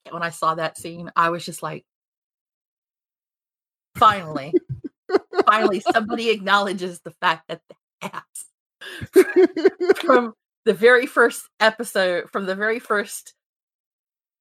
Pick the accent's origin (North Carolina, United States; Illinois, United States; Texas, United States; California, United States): North Carolina, United States; Fayetteville; we grew up in Fayetteville, North Carolina